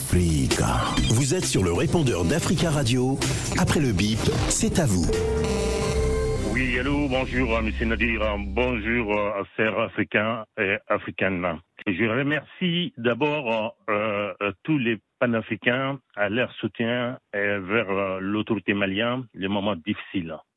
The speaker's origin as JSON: {"language": "French", "area": "Worodougou", "region": "Woroba", "country": "Côte d’Ivoire", "said": "Le Worodougou, c'est ma région. Je suis du Worodougou et je suis du district du Woroba"}